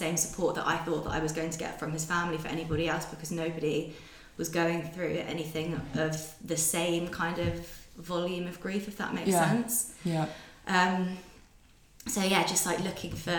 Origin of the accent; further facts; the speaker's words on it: London, United Kingdom; I was from London.